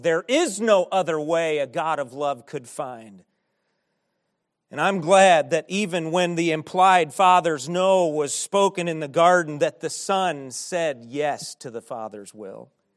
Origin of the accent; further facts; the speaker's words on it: United States; as American Christians